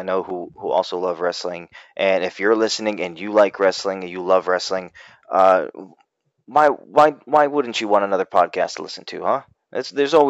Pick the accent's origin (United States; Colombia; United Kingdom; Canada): United States; Massachusetts; now in North Carolina, United States; I'm from Massachusetts. I grew up there. I now live in Carolina, North Carolina